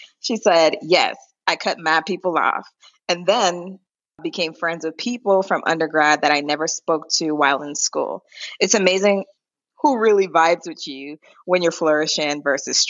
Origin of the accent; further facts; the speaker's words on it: U.S. Virgin Islands; moved away; I'm from St. Thomas, Virgin Islands.